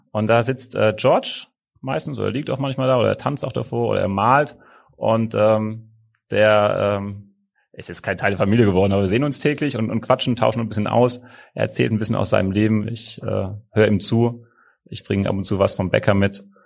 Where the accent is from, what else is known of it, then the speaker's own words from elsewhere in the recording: Rhineland-Palatinate, Germany; moved away as an adult; now in Hamburg, Germany; ich bin Pfälzer und wir sind sehr gesellige Leute